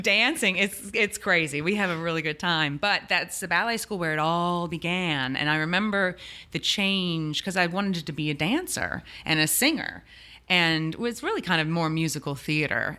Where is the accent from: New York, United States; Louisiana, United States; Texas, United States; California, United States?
Louisiana, United States; New Orleans; clearly from New Orleans, born and raised